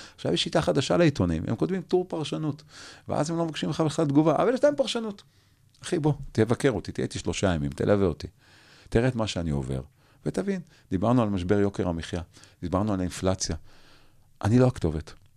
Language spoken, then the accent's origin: Hebrew; Jerusalem, Jerusalem District, Israel; אני בתור ילד, לא גדלתי בשכונת פאר, גדלתי בשכונת נווה יעקב